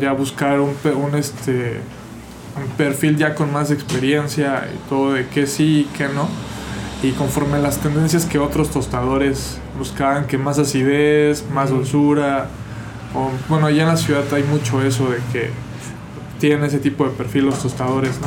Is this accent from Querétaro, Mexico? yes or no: no; Mexico City, Mexico; yo soy de la Ciudad de México